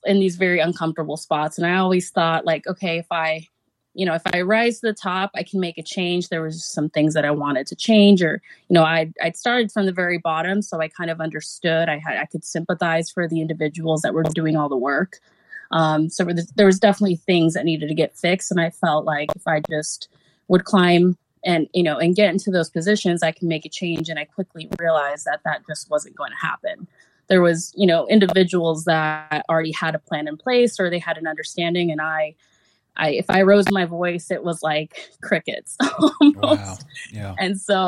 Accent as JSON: {"language": "English", "region": "Pacific Northwest", "country": "United States", "tie": "born or raised there", "said": "growing up in the Pacific Northwest"}